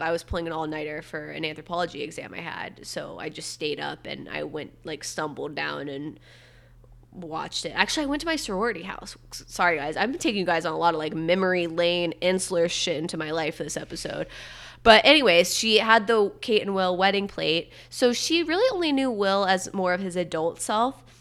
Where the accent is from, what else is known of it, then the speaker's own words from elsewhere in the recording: Satellite Beach, Florida, United States; I'm from Satellite Beach. It's the same county as Cape Canaveral